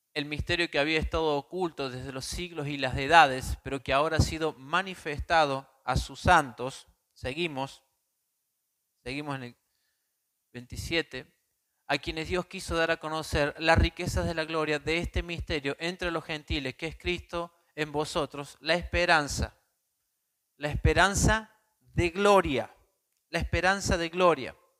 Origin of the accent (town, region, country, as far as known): Córdoba, Argentina